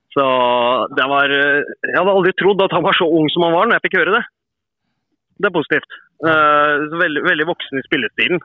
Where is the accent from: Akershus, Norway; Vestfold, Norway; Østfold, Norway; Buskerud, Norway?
Østfold, Norway; Sarpsborg; moved away as an adult; also born or lived in Iceland / Kristiansund / Fredrikstad; Jeg er fotballspiller opprinnelig fra Sarpsborg.